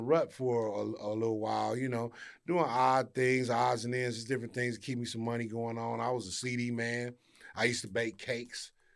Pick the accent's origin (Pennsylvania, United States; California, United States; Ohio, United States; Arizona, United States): California, United States; Inglewood; also born or lived in Arkansas / South Los Angeles; I've been here since I was ten, and I grew up in Inglewood, between Inglewood and South L A.